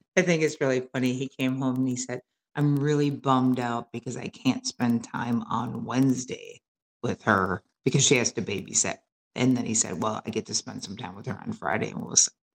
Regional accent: Wisconsin, United States; born and raised in Midwest, small, like non diverse, um, you know, Wisconsin

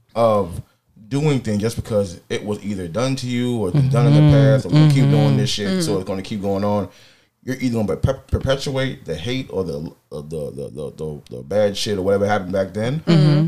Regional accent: Jamaica; I'm Jamaican

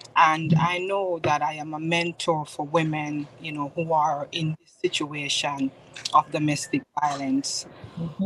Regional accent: Spanish Town, Jamaica; now in Bloomfield, United States; I am originally from Spanish Town, Jamaica, West Indies

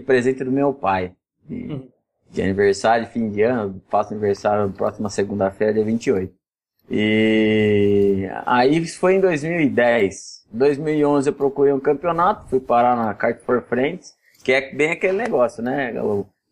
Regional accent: Jundiaí, São Paulo, Brazil; accent: arrastado (caipira interior accent); Eu sou de Jundiaí, interior de São Paulo, você vê que eu bem arrastado

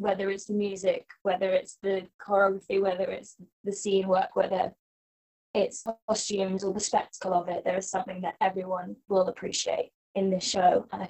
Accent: Bristol, South West England, United Kingdom; moved away; I'm most excited to go to Bristol. Because that's my hometown

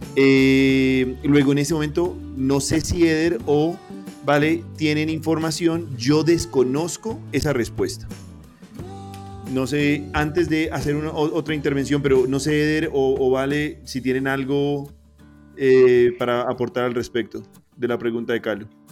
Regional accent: Pasto, Nariño, Colombia; siendo yo pastuso

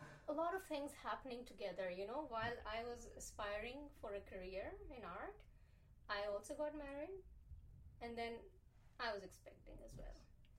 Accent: Jeddah, Makkah Province, Saudi Arabia; You know, growing up in Jeddah, coming from, you know, subcontinent, and then having people around you from all over, because Jeddah was like a very metropolitan

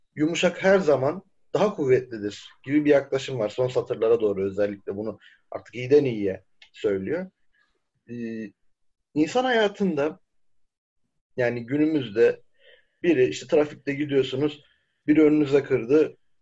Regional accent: Çukurova, Turkey

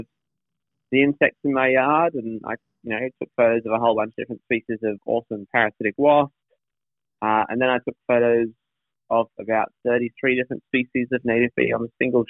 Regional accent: Northern New South Wales, Australia; moved away as an adult; also born or lived in Brisbane; First of all, I'm from Northern New South Wales.

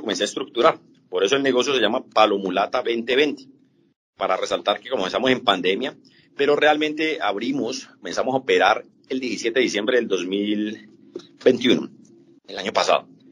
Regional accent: Colombia; los colombianos somos muy aficionados

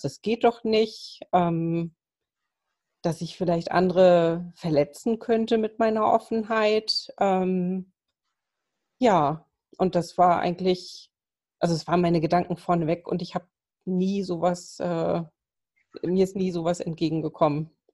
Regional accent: Kiel, Schleswig-Holstein, Germany; now in Lübeck, Germany; gebürtig bin ich eine Kieler Sprotte

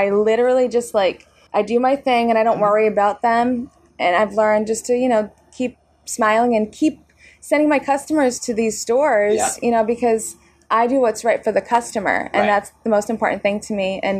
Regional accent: North Shore, Massachusetts, United States; we're from the North Shore.

